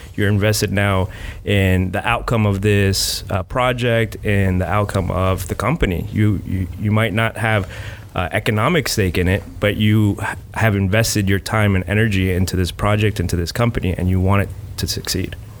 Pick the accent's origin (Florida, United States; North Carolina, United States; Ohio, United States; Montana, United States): Florida, United States; South; now in Gainesville, United States; I am from South Florida. Uh, I came here for school